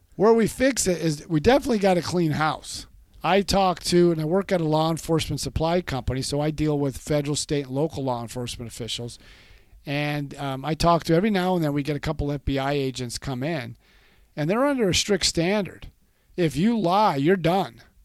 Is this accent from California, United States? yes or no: yes; California, United States; moved away; I was born and raised in California